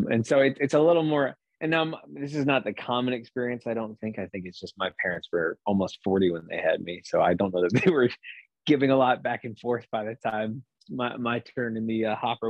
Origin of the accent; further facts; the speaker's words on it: Bartlesville, Oklahoma, United States; I was from Bartlesville